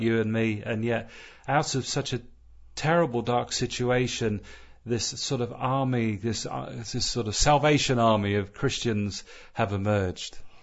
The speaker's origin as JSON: {"language": "English", "region": "Southern California", "country": "United States", "tie": "born or raised there", "moved": "yes", "said": "growing up in Southern California"}